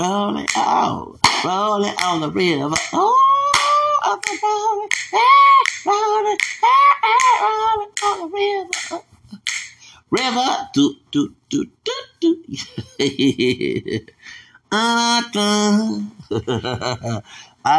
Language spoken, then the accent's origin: English; Texas, United States; I'm from Texas